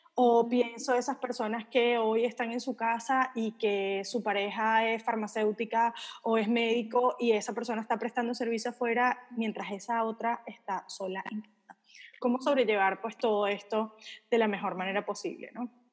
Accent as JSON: {"language": "Spanish", "country": "Venezuela", "moved": "yes", "said": "yo soy venezolana, viví en un país donde de repente salías a trabajar y no sabías si ibas a poder volver a tu casa"}